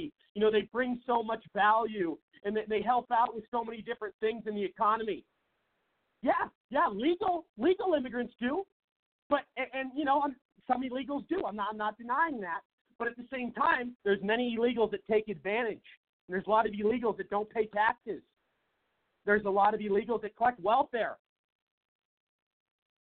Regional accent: Seattle, Washington, United States; moved away as an adult; now in Phoenix, United States; in my home state of Washington, most people know I'm from Seattle. I've lived in Phoenix, Arizona for about 7 years

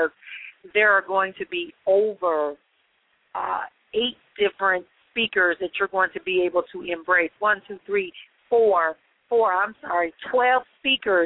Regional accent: Milwaukee, Wisconsin, United States; moved away; making my move back to my hometown of Milwaukee, Wisconsin, official

